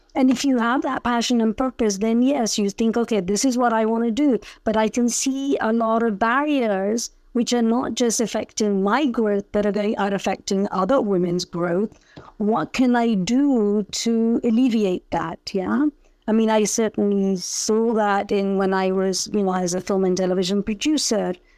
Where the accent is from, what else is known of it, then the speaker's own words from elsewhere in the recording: Punjab, India; also born or lived in United Kingdom; now in Lagos, Nigeria; I was born in India, in Punjab. I lived in, have grown up really all my adult life in the UK